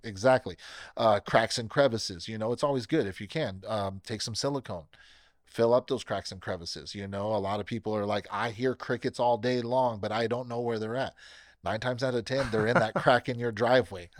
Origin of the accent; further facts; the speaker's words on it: Bakersfield, California, United States; born and raised in Bakersfield, uh, never left, never planned to leave